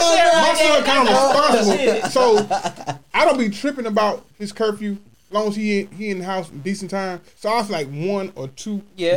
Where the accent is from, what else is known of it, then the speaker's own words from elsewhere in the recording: Hopkins, South Carolina, United States; Listen, I'm from Hopkins.